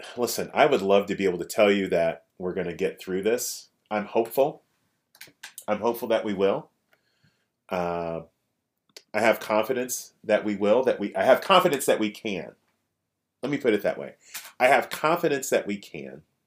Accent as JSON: {"language": "English", "town": "Kansas City", "region": "Kansas", "country": "United States", "tie": "born or raised there", "lives_now": "Kansas City, Missouri, United States", "said": "where I grew up was on the Kansas side"}